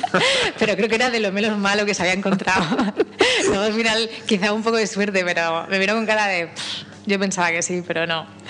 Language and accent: Spanish; village near Arenas de San Pedro, Castile and León, Spain; moved away; also born or lived in Madrid; Arenas de San Pedro está muy cerca de mi pueblo, que es Bernardo, hasta como a media hora.